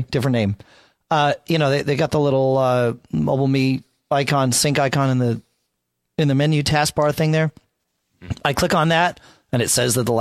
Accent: New England, United States; I grew up here in New England

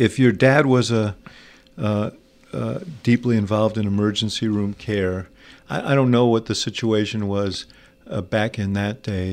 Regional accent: New York, United States; moved away; also born or lived in Chicago; I grew up in New York

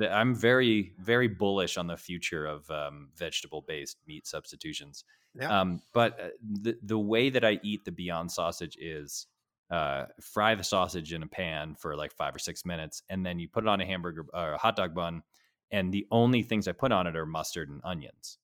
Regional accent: New England, United States; I'm from New England

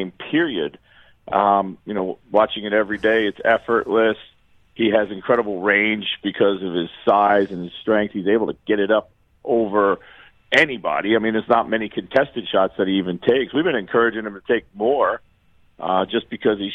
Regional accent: Reading, Pennsylvania, United States; moved away; I grew up in Reading, Pennsylvania, which is about 40 miles outside.

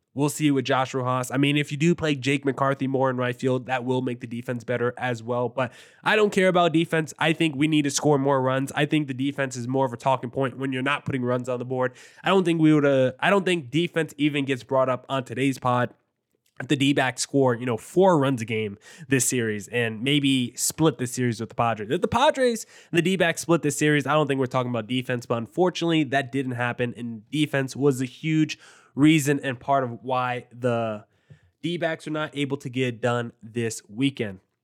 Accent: New Jersey, United States; I grew up in New Jersey

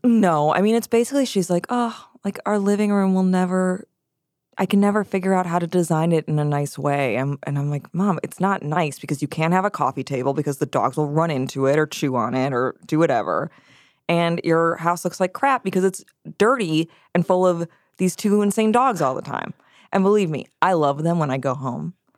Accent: Wisconsin, United States; my home state, Wisconsin

